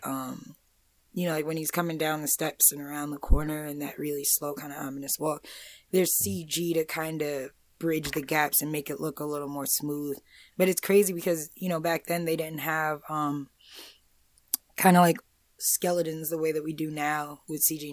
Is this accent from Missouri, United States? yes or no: no; Amityville, New York, United States; I'm from Amityville.